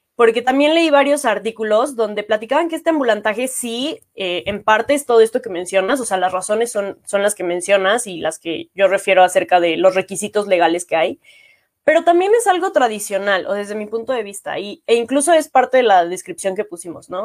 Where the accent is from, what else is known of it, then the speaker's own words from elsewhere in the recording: Mexico; como mexicanos